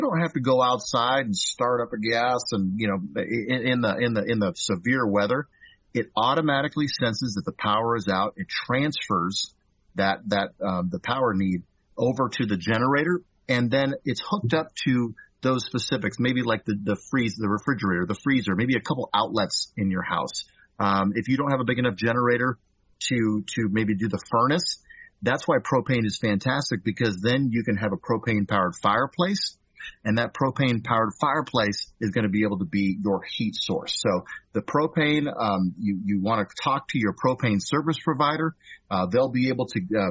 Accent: California, United States; now in Kansas, United States; So I'm from California originally

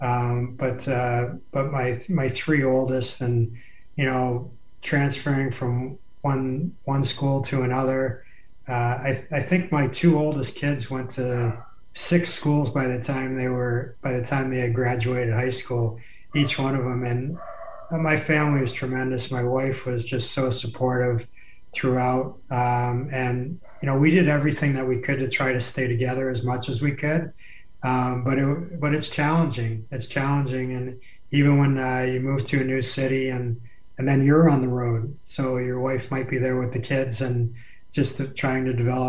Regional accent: New Jersey, United States; moved away; also born or lived in Montreal / Toronto / Los Angeles / Detroit; I grew up in New Jersey watching the Islanders win Stanley Cups

